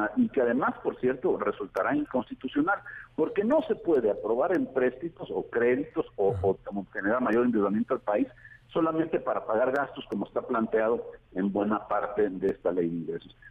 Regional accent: Veracruz, Mexico; del puerto de Veracruz precisamente, de donde soy originario

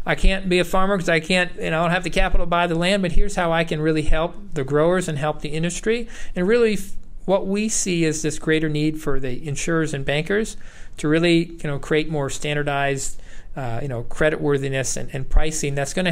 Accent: New York, United States; moved away as an adult; also born or lived in Iowa / Wisconsin / Ohio; I grew up in New York, and I worked on a dairy farm out there

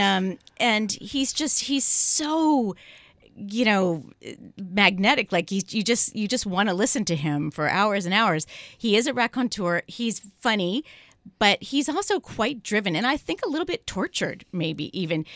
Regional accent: San Francisco, California, United States; I'm from San Francisco

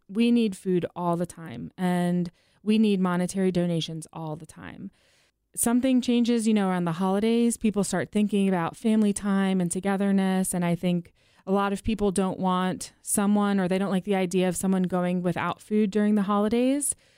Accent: East Coast, United States; now in Nashville, United States; born and raised on the East Coast

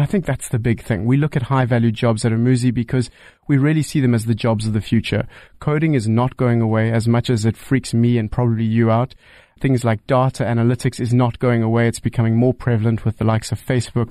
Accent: South Africa; as a South African

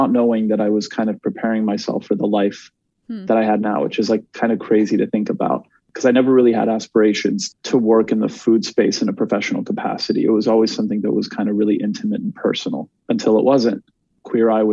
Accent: Montreal, Quebec, Canada; also born or lived in Laval, Canada; I was raised in Montreal for most of my life

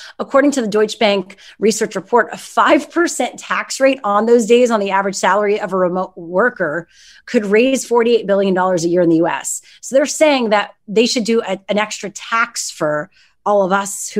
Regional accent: Canada; I find it's fun to say y'all, but then it's also weird because I'm Canadian.

